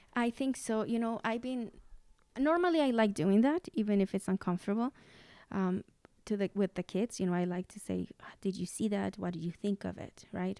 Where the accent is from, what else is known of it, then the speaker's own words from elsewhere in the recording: Mexico; English is a second language; moved away; I was seven years old, and this was in Mexico